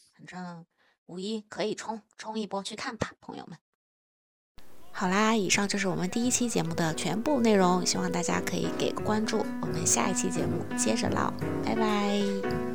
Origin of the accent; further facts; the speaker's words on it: China; 作为一个中国人